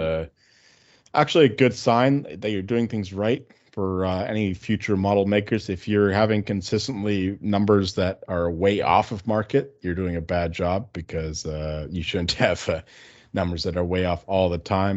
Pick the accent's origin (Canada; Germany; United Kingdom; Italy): Canada; We're Canadian here.